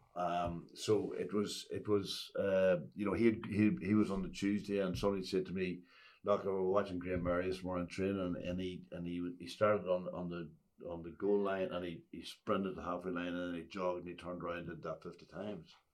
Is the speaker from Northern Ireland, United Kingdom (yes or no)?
yes; Ulster, Northern Ireland, United Kingdom; I came from Ulster